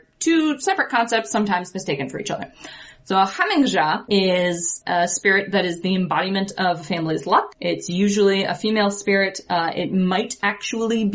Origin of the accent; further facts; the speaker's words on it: United States; here as an American, as the descendants of colonizers